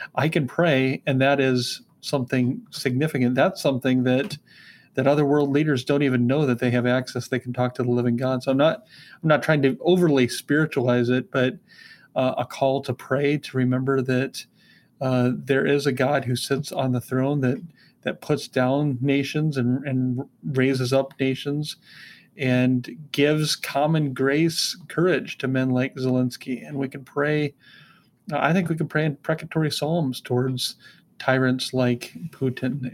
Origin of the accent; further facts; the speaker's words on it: United States; being an American